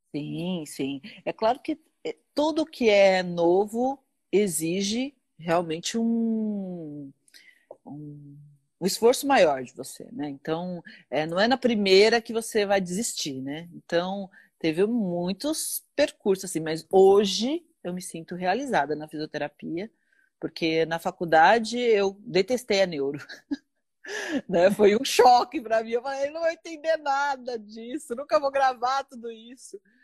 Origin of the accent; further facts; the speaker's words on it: Osasco, São Paulo, Brazil; now in Carapicuíba, Brazil; eu sou de Osasco. Ah, na verdade, eu nasci em Osasco e moro em Carapicuíba